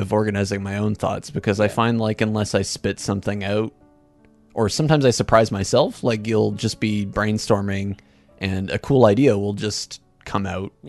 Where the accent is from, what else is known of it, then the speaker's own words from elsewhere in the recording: Hamilton, Ontario, Canada; I'm from Hamilton.